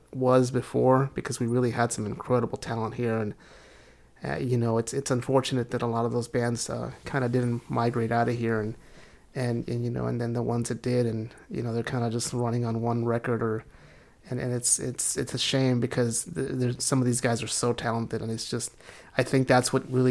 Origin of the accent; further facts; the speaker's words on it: El Paso, Texas, United States; moved away as an adult; also born or lived in Houston; now in Dallas, United States; I'm from El Paso